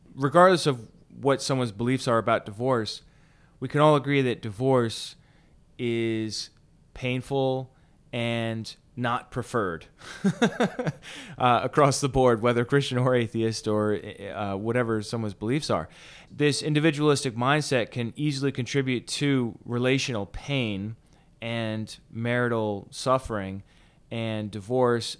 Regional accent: United States; as Americans

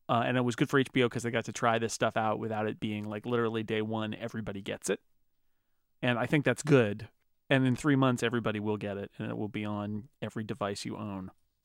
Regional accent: United States; I'm American.

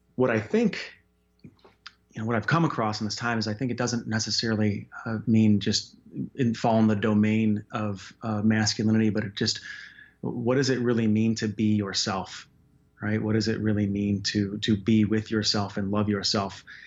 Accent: Chicago, Illinois, United States; also born or lived in Wyoming; now in Denver, United States; Born and raised in Chicago, then moved to Wyoming, actually, for nine years, and then, uh, down here to Denver

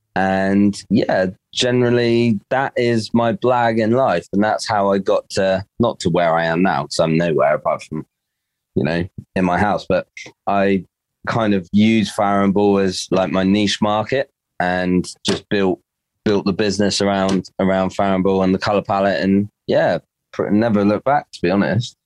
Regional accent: Dorset, South West England, United Kingdom; I'm Dorset, born and bred.

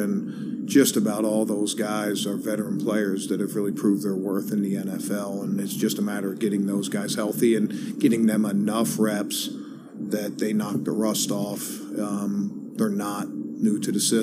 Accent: Baltimore, Maryland, United States; I grew up in Baltimore

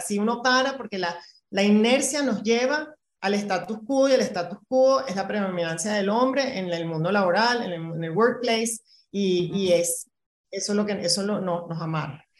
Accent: Venezuela; moved away as an adult; now in Mexico; me voy de Venezuela hace 15 años eh, y a los casi 40 empiezo otra vez de cero

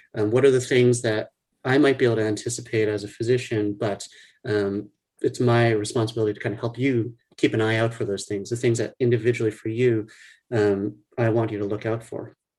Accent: New Orleans, Louisiana, United States; moved away as an adult; now in Boston, United States; I grew up in New Orleans, Louisiana. So that's where um, I consider my home.

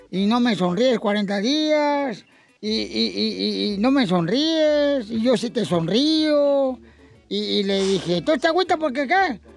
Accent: Sinaloa, Mexico; Yo soy de Wasabi, Sinaloa.

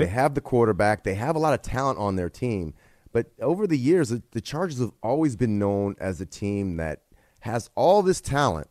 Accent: Bay Area, California, United States; moved away as an adult; I grew up, was growing up in the Bay Area

